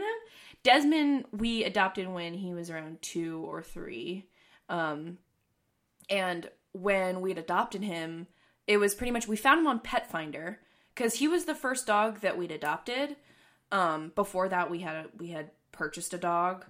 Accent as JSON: {"language": "English", "region": "East Coast", "country": "United States", "moved": "yes", "said": "I'm originally from the East Coast"}